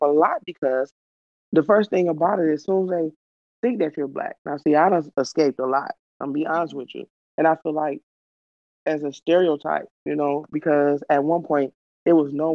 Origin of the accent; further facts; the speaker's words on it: Detroit, Michigan, United States; I'm from Detroit.